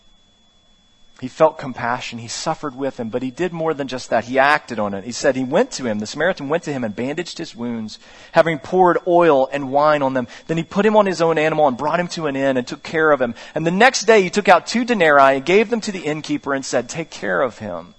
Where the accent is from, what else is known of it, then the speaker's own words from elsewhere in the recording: West Virginia, United States; I'm from West Virginia